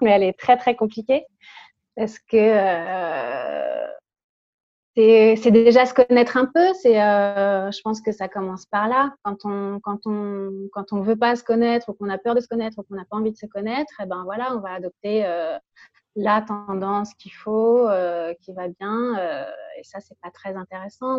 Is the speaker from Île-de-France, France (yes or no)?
yes; Paris, Île-de-France, France; je suis née à, à Paris, je vis toujours à Paris.